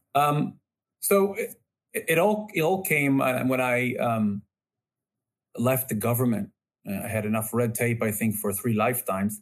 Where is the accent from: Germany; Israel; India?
Israel; growing up in Israel